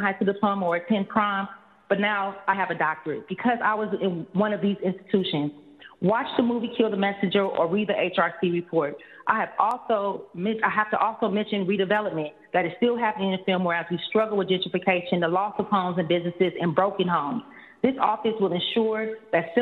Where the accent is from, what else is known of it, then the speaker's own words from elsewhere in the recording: San Francisco, California, United States; I am a San Francisco native, born and raised in Fillmore Western Addition